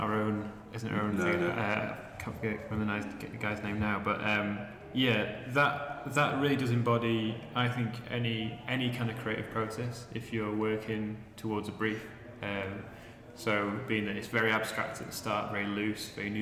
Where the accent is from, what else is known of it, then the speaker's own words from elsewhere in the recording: Manchester, North West England, United Kingdom; moved away; also born or lived in Sheffield; we're from Manchester originally